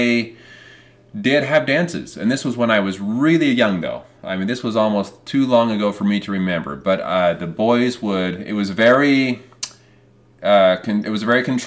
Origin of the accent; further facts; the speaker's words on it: Utah, United States; we're from Utah